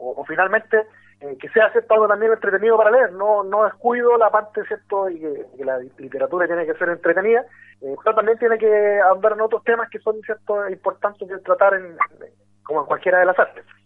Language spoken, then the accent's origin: Spanish; Quilpué, Valparaíso, Chile; also born or lived in Talcahuano; Yo soy de provincia, soy posteño. me crecí en ciudades como Quilpué, que está al interior de la quinta región, viví también cuando niño en, en Talcahuano